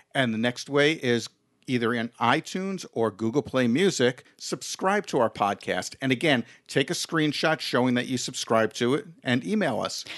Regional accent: New York City, New York, United States; Well, it was Staten Island. It's the Jews and the Italians

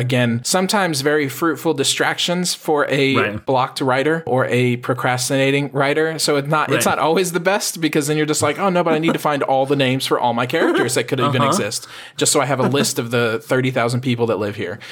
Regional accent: Texas, United States; I'm from Texas.

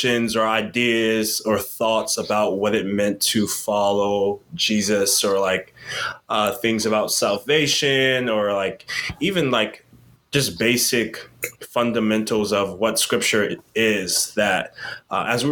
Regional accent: Yorktown, Virginia, United States; also born or lived in Montgomery, Alabama / Richmond, Virginia; I was raised in Yorktown, Virginia, born in Montgomery, Alabama

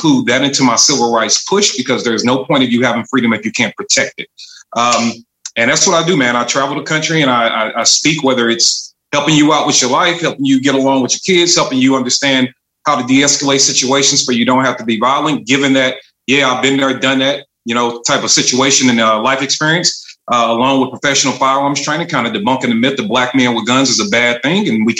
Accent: St. Louis, Missouri, United States; I am from St. Louis, Missouri, from the northern sector. So the north side of St. Louis, Walnut Park is the hood I represent.

